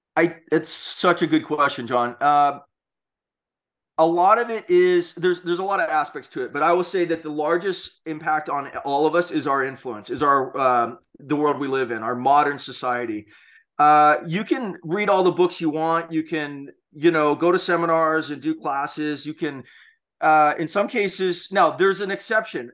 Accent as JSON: {"language": "English", "region": "Hawaii", "country": "United States", "tie": "born or raised there", "said": "growing up in Hawaii"}